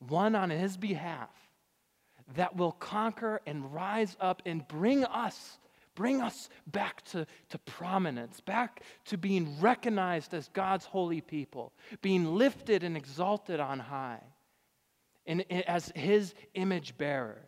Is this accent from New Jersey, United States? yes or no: no; Richmond, Michigan, United States; moved away; my hometown congregation back in Richmond, Michigan.